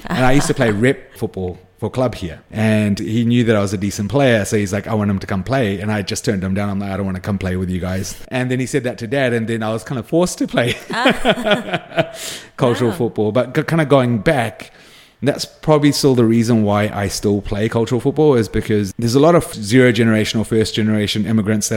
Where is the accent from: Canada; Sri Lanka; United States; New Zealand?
New Zealand; I identified with being a Kiwi kid. Majority of my friends were Kiwi